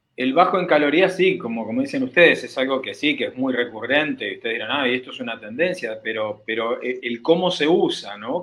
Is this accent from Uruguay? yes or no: yes; Uruguay; yo siendo uruguayo